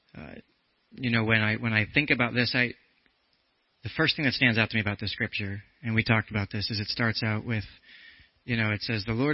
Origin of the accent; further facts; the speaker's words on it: New Jersey, United States; Just a Jersey boy.